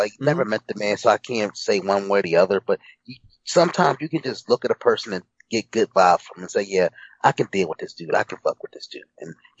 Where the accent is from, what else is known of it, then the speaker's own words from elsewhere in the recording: Philadelphia, Pennsylvania, United States; a lot of scenes were filmed in my hometown, Philly.